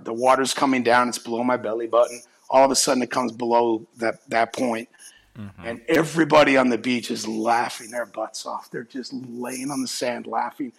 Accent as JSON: {"language": "English", "region": "Texas", "country": "United States", "tie": "born or raised there", "also_born_or_lived": "Cape Breton, Nova Scotia, Canada", "lives_now": "Palm Springs, United States", "said": "I was born on the island of Cape Breton, Nova Scotia. It's an island at the north end of it all. I then left at a very young age, and I went to Texas, and basically raised in Texas"}